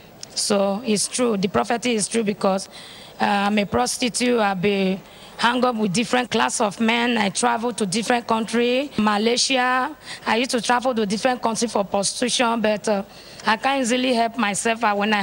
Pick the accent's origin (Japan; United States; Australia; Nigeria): Nigeria; Delta; now in Ghana; I'm from Nigeria, Delta State, but I reside in Ghana.